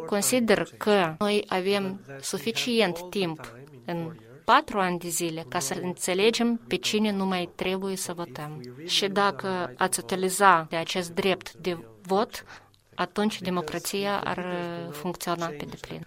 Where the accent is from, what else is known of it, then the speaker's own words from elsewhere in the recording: Albania; Romanian is a second language; moved away; Eu vin din Albania, sunt originar din Albania